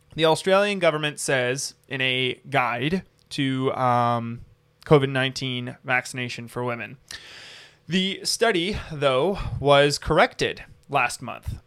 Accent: United States; we have as American citizens

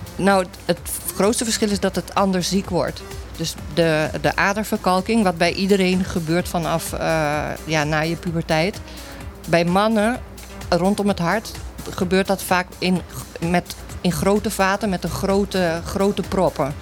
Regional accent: Curaçao; ik kom uit Curaçao

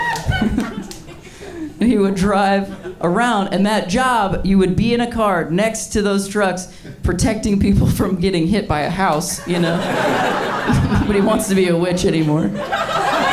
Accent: Ohio, United States; moved away as an adult; now in Los Angeles, United States; I come from truck nuts country, though. I'm from Ohio

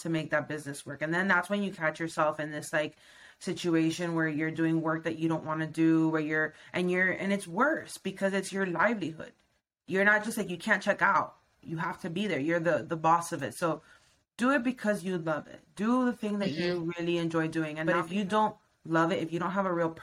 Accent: Miami, Florida, United States; moved away as an adult; I'm from Miami, Florida.

